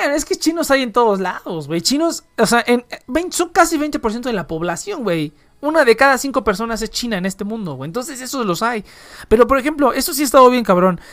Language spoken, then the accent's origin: Spanish; Mexico